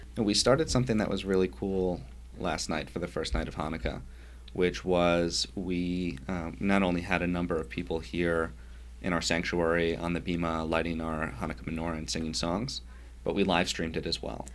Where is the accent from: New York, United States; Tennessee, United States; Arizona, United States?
New York, United States; Yonkers; I grew up in Yonkers, New York